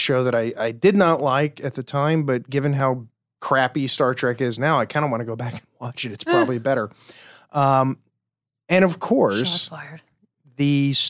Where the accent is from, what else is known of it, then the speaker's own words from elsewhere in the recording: Central Time Zone, United States; Because I grew up in the Central Time Zone.